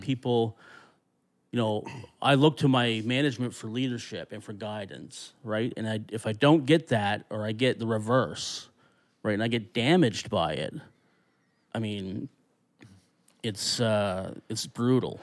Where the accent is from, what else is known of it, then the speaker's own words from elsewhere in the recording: Annapolis Valley, Nova Scotia, Canada; I grew up in the Annapolis Valley